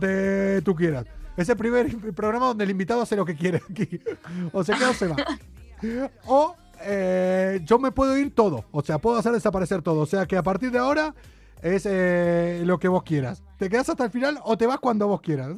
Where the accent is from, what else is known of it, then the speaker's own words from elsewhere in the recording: Argentina; moved away; also born or lived in Andújar, Jaén; Soy el argentino